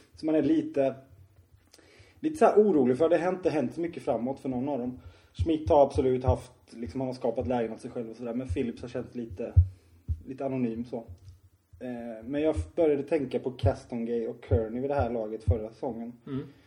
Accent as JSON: {"language": "Swedish", "town": "Tingsryd", "region": "Kronoberg County", "country": "Sweden", "said": "vi kommer från Tingsryd"}